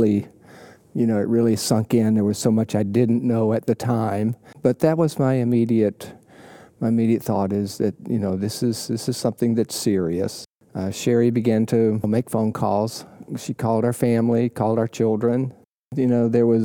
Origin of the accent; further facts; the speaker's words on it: United States; also born or lived in Southwest Virginia; now in Naples, United States; I grew up in East Tennessee, Southwest Virginia